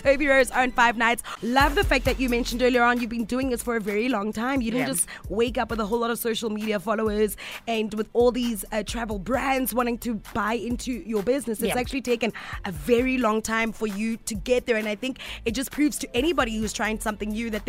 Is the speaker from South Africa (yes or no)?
yes; South Africa; but I find that because we come from South Africa, and we're always so careful.